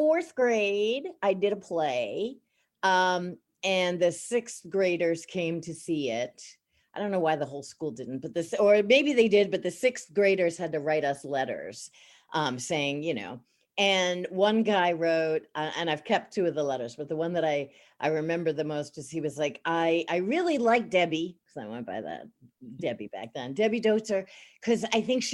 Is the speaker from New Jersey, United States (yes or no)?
no; Baldwin, New York, United States; I grew up in Baldwin, Long Island, New York. So there's a little bit of the accent